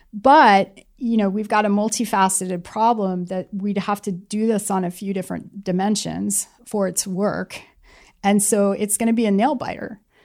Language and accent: English; California, United States; I come from Silicon Valley or, you know, I'm a product of Silicon Valley